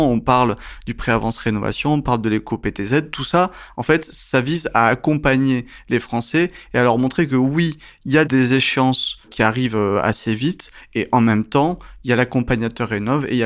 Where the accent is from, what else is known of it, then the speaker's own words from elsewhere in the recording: France; D'abord, on est français, je me mets dedans